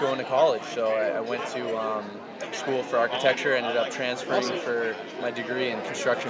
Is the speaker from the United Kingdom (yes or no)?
no; Mansfield, Massachusetts, United States; I'm from Mansfield, Massachusetts.